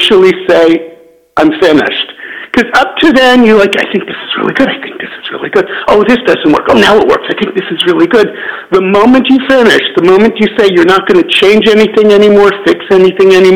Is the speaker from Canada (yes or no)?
yes; Canada; also born or lived in United States; now in Southern California, United States; I am Canadian